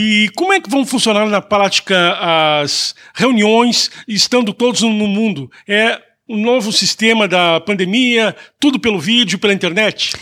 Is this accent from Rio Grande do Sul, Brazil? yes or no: yes; Porto Alegre, Rio Grande do Sul, Brazil; now in Toronto, Canada; a minha cidade, Porto Alegre